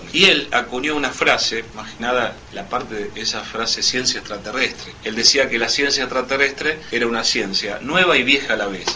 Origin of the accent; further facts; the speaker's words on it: Rosario, Santa Fe, Argentina; yo vengo de la ciudad, provengo de la ciudad de Rosario.